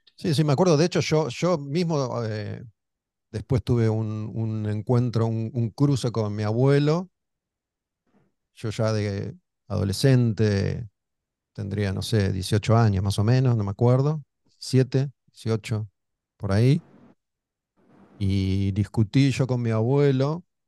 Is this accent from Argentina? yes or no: yes; Olivos, Buenos Aires Province, Argentina; Cuando éramos chicos vivíamos en Olivos, cerca de Panamericana